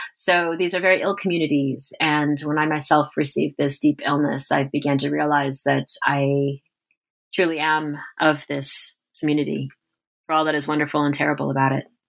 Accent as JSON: {"language": "English", "town": "Corpus Christi", "region": "Texas", "country": "United States", "tie": "born or raised there", "also_born_or_lived": "Moscow", "moved": "as an adult", "said": "I'm from Corpus Christi, Texas."}